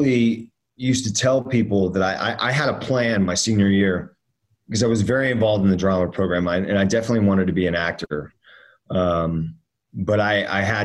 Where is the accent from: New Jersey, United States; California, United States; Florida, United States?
Florida, United States; Miami; also born or lived in Northern Virginia; when I was around five, my parents split up, and I moved down to Miami with my mom. And so then I grew up with my, pretty much my mom and my stepdad down in Miami